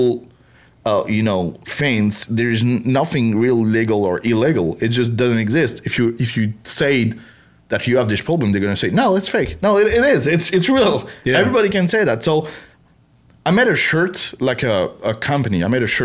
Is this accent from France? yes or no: yes; France; English is a second language; moved away as an adult; now in Texas, United States; I come from France